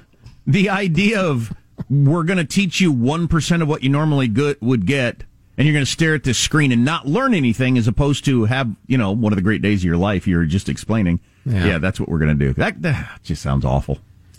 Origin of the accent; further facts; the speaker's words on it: United States; I'm an American.